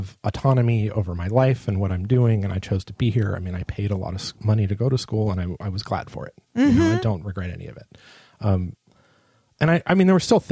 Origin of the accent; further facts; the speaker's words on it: San Diego, California, United States; I grew up in San Diego